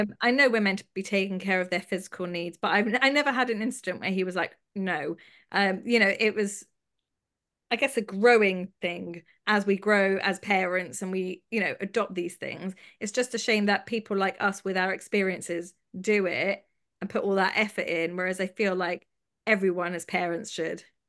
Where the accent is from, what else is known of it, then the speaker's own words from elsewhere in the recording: London, United Kingdom; I grew up in London